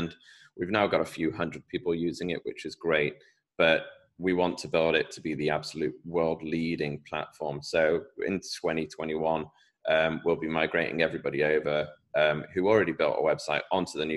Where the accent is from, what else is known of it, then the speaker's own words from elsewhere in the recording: United Kingdom; accent: British; my British accent